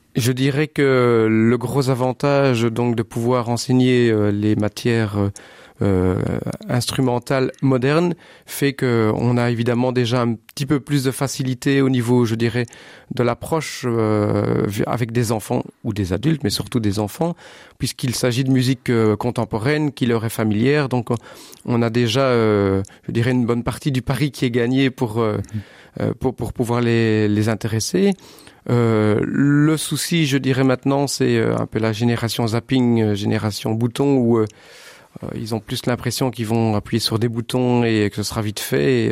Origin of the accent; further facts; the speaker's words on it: Sambreville, Wallonia, Belgium; moved away as an adult; now in Bastogne, Belgium; je suis originaire de Sambreville. Mhm. J'habite Bastogne maintenant depuis une quinzaine d'années.